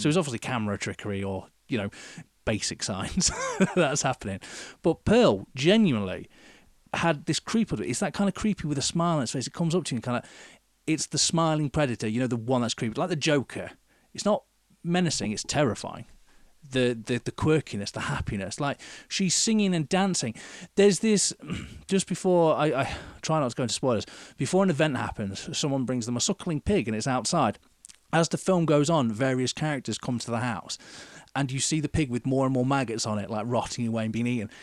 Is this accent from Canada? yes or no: no; United Kingdom; being British